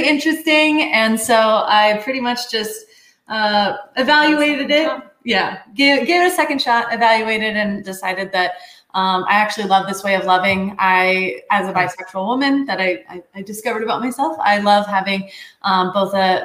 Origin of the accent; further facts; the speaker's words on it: Kansas City, Missouri, United States; now in Colorado Springs, United States; I'm from Kansas City, Missouri